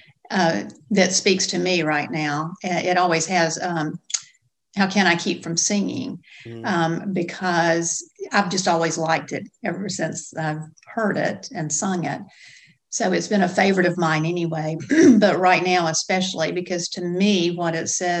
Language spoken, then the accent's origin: English; Gadsden, Alabama, United States; I grew up in Gadsden